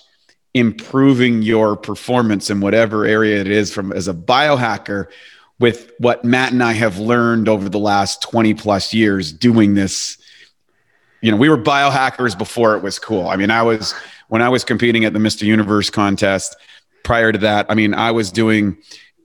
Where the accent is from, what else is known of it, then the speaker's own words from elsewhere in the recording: Canada; moved away as an adult; also born or lived in Venice Beach, California; now in Los Angeles, United States; I'm a Canadian, I'm a former Canadian, so I'm a transplant